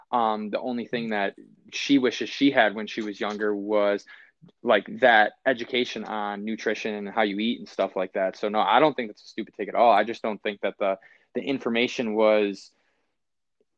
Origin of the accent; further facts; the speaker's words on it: Buffalo, New York, United States; being from Buffalo, diehard Bills fan